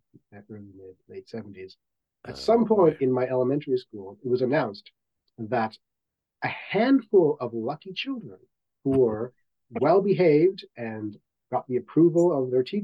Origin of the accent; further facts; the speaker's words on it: Guyana; I am from the South American nation of Guyana